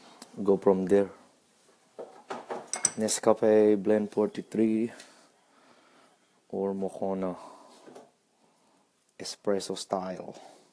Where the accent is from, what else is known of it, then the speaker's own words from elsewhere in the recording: Australia; random thoughts about being Filipino Australian